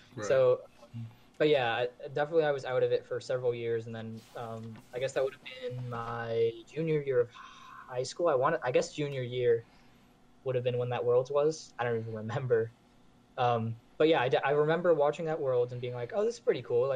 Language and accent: English; Maine, United States; so I grew up in Maine. I'm from Maine